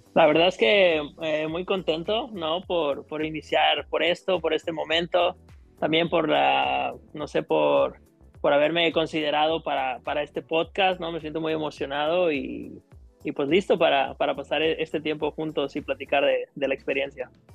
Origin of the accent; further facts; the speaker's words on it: El Grullo, Jalisco, Mexico; now in Los Cabos, Mexico; Yo soy originario de, del Grullo, Jalisco, es de un pequeño pueblo ahí en, en, Jalisco, muy cerca de Guadalajara, como un par de horas, ¿no? Ahí, ahí crecí, ahí estuve viviendo mi niñez